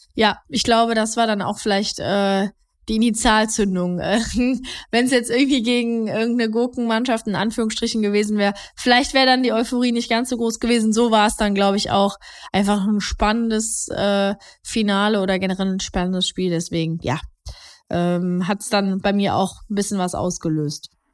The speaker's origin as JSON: {"language": "German", "town": "Heinsberg", "region": "North Rhine-Westphalia", "country": "Germany", "said": "nee, ich bin nicht gebürtige Mönchengladbacherin. Ich komme eigentlich aus, äh, aus Heinsberg"}